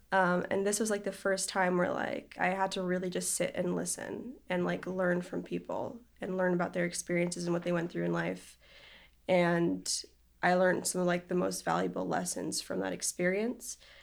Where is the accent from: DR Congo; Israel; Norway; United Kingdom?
Israel; I grew up in Israel and over there you have to do, like, military service when you turn eighteen